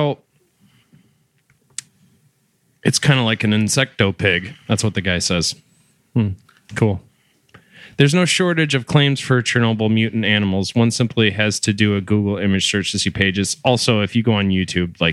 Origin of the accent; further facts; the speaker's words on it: Michigan, United States; my home state here in Michigan